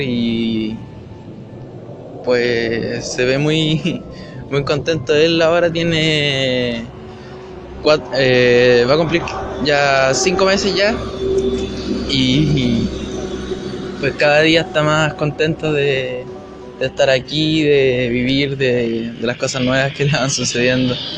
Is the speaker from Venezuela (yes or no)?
no; Chile; also born or lived in Bulnes, Ñuble, Chile; yo vivo en Bulnes, en la octava región de Chile. Yo sí, soy chileno.